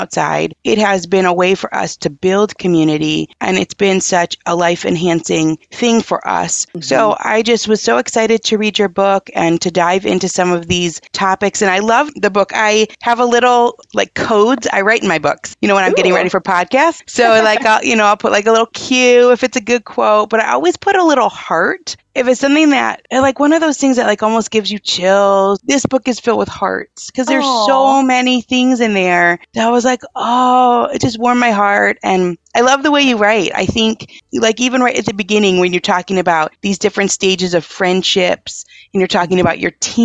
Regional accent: Michigan, United States; I'm from Michigan

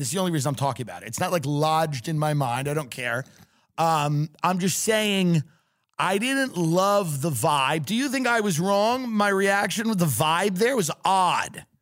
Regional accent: New York, United States; also born or lived in Austin; now in Los Angeles, United States; I'm from New York

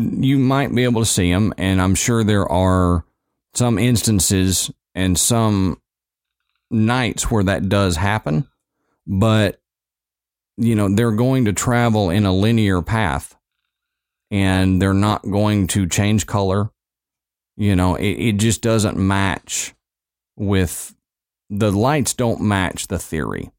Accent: Texas, United States; moved away; my home state

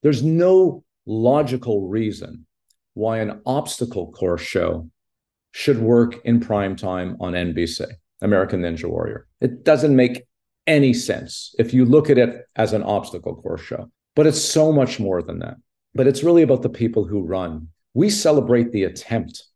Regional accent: Montreal, Quebec, Canada; I grew up in Montreal

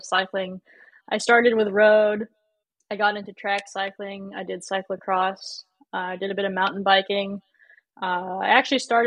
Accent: California, United States; growing up in California

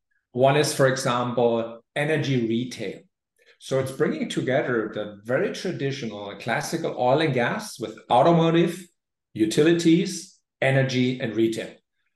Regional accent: Germany; moved away; my home country, Germany

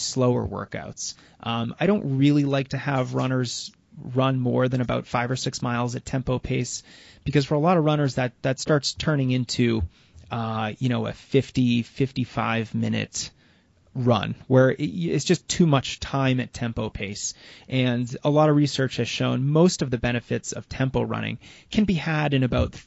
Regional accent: United States; I'm from the United States

